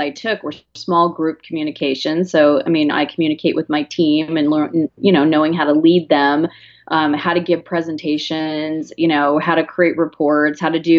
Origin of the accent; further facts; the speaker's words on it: Arizona, United States; I'm from Arizona.